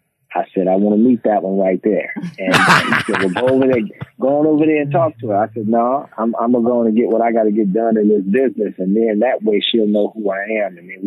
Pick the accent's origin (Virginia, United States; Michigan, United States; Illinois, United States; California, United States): Illinois, United States; Chicago; moved away as an adult; also born or lived in Washington, D.C.; now in Dallas-Fort Worth, United States; born and raised there, and went to high school there. Then after graduating high school, ended up going away to Washington, D.C., to the great Howard University. And then after graduating from Howard, I did go back to Chicago for a period of time.